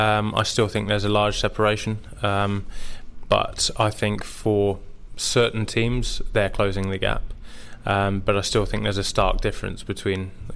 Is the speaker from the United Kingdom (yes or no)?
yes; England, United Kingdom; for me, I am English, and that was the sole decision to play for my country.